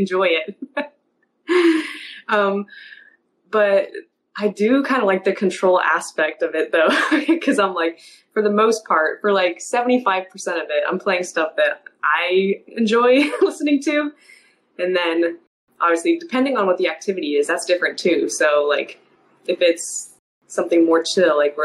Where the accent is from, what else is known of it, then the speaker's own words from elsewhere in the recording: Kansas City, Missouri, United States; I'm from Kansas City.